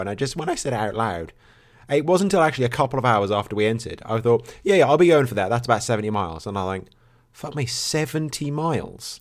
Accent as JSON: {"language": "English", "area": "Norfolk", "region": "East of England", "country": "United Kingdom", "said": "I'm from Norfolk"}